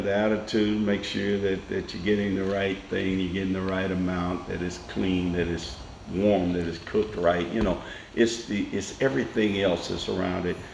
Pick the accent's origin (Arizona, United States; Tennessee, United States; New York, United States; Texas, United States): Tennessee, United States; Nashville; I was born in Nashville in 1952 at Meharry Hospital, right mm-hmm. up the mm-hmm. street from where we sit, mm-hmm. and my family lived on the campus of Tennessee State University.